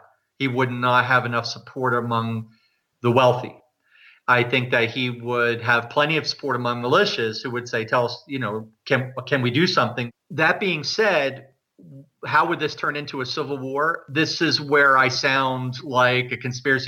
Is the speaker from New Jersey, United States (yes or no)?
yes; New Jersey, United States; moved away as an adult; also born or lived in New York City; now in Canada; I was born in the United States and I grew up in New Jersey and I lived in New York City for 7 years and then moved here soon after 9/11